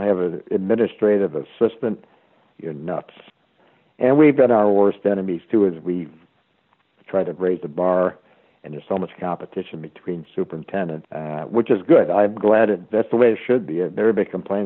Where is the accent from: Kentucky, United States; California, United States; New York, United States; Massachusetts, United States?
Massachusetts, United States; Easthampton; I was from Easthampton, Massachusetts